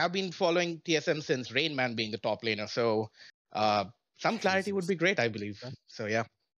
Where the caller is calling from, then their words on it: Melbourne, Florida, United States; Hey, I'm calling from Melbourne, Florida.